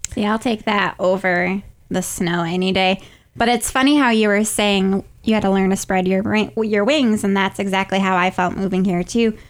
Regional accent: upstate New York, United States; moved away as an adult; now in Alabama, United States; my hometown is in upstate New York, and I like I grew up there my whole life. I was there for 22 years

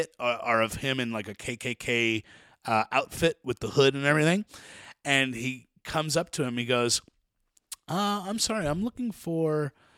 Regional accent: United States; Right? I'm an American, even though I have Nigerian blood, I have Italian blood, I literally come from a host of slaves.

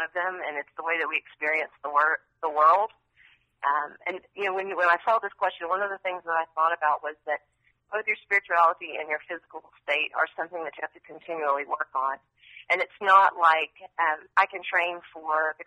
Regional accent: near Asheville, Western North Carolina, United States; moved away as an adult; also born or lived in Chapel Hill, North Carolina / Raleigh, North Carolina; now in Austin, United States; I grew up in near Asheville, so Western North Carolina, and then lived, in the mountains until I went to college

